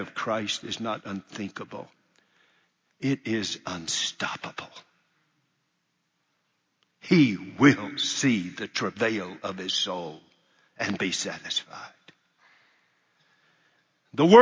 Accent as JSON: {"language": "English", "country": "United States", "said": "I'm an American"}